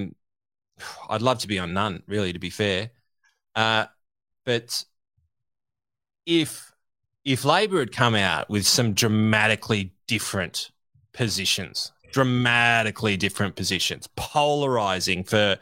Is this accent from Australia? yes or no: yes; Australia; as an Australian